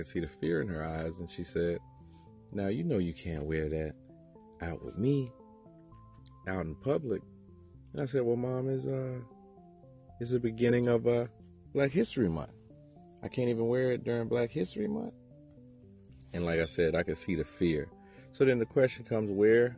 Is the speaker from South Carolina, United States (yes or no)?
yes; Aiken, South Carolina, United States; also born or lived in Augusta, Georgia; I was born in Augusta, Georgia. I was raised in Aiken, South Carolina